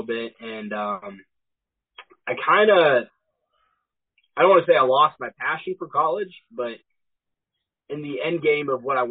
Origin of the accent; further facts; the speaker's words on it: Lebanon, Missouri, United States; also born or lived in Auckland, New Zealand / California / Falcon, Missouri; We moved to Lebanon, Missouri, and I've lived here since. I went to Lebanon High School